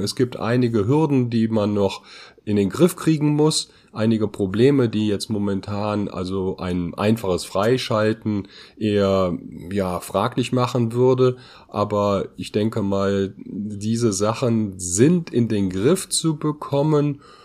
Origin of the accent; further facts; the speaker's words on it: Germany; als Deutsche